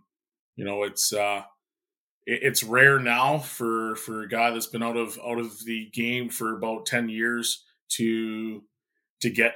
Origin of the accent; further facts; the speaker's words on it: Edmonton, Alberta, Canada; born and raised in Edmonton